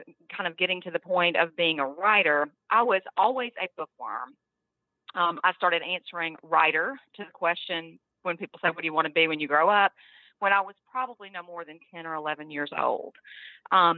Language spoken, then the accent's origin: English; Memphis, Tennessee, United States; now in Mississippi, United States; I grew up in Memphis, Tennessee